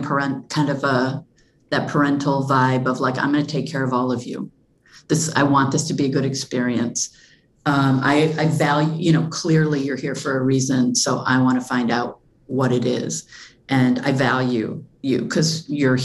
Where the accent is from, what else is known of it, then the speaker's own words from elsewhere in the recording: Flint, Michigan, United States; I'm from Flint